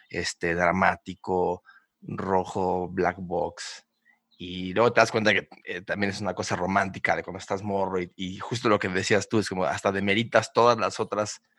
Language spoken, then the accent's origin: Spanish; Mexico City, Mexico; Yo soy de la Ciudad de México.